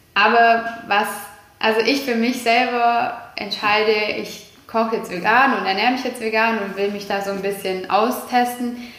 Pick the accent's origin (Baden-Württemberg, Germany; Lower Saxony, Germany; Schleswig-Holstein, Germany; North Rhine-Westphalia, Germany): Baden-Württemberg, Germany; Kuppingen; also born or lived in Jettingen; now in Herrenberg, Germany; man ist im Teilort aufgewachsen und ich bin absolute Kuppingerin